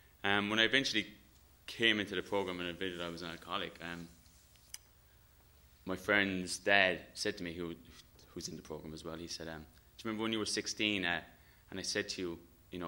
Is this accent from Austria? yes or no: no; Ireland; I'm Irish. And, you know, growing up in Ireland